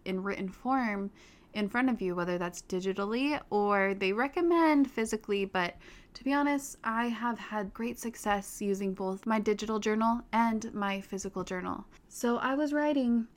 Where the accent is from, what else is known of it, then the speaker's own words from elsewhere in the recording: Park City, Utah, United States; I grew up in Park City, Utah